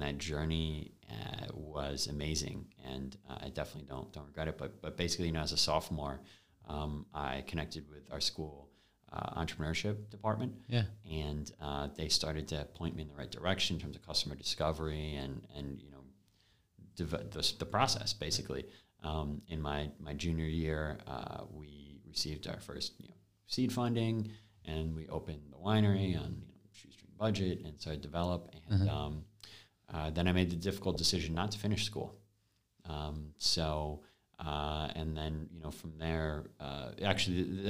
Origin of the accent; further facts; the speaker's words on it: Binghamton, New York, United States; I actually went back to my hometown, to Binghamton University